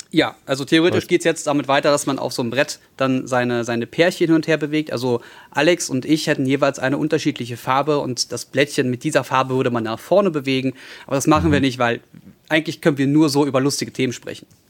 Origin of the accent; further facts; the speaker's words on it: Berlin, Germany; also born or lived in Hellersdorf-Marzahn; als gute Berliner der in Neukölln groß geworden ist, beziehungsweise 14 Jahre lang gelebt hat